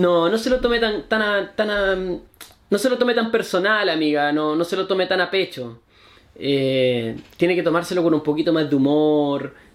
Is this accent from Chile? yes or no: yes; Chile; soy chileno